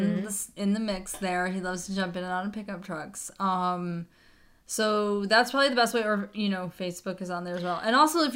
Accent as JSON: {"language": "English", "region": "Michigan", "country": "United States", "tie": "born or raised there", "said": "I'm born and raised in Michigan."}